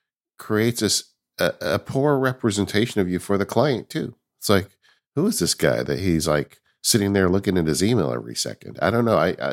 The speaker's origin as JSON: {"language": "English", "region": "California", "country": "United States", "said": "I'm always game. Bring it. I'm from California. Bring it."}